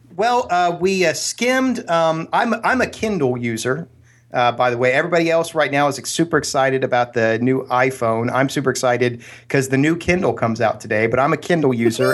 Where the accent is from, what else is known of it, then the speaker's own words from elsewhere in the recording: Columbus, Ohio, United States; now in Pleasanton, California, United States; growing up in Columbus, Ohio